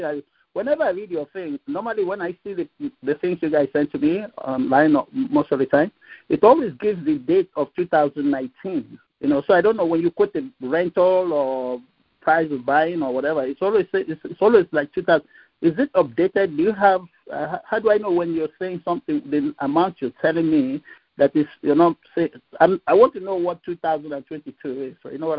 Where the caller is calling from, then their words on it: California, United States; I'm coming from California. I live in California. And I'm retired now.